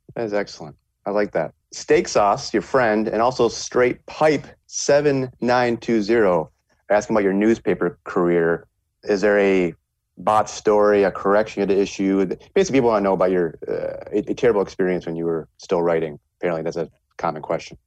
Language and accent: English; northern Michigan, United States; My hometown, seven thousand people in northern Michigan